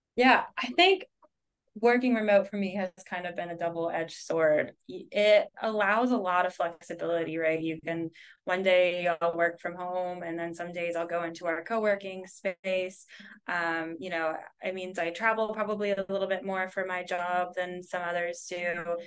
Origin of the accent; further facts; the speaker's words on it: United States; moved away as an adult; now in Netherlands; as an American in the Netherlands